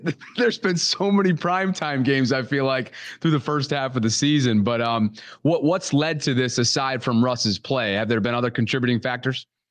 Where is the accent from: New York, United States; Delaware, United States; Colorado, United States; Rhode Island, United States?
New York, United States; Albany; growing up in Albany, New York